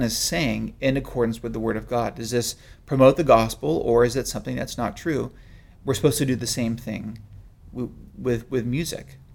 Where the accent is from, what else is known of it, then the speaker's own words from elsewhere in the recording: South San Francisco Bay Area, California, United States; growing up in the South San Francisco Bay Area